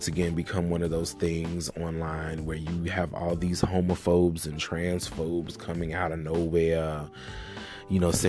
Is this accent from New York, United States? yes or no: no; Alabama, United States; now in Atlanta, United States; I'm from Alabama. I live in Atlanta now, but obviously, that's where I'm from